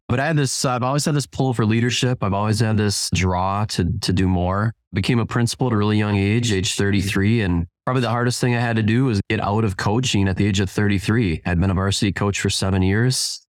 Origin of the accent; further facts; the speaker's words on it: Spring Lake Park, Minnesota, United States; I grew up in Twin Cities, uh, Spring Lake Park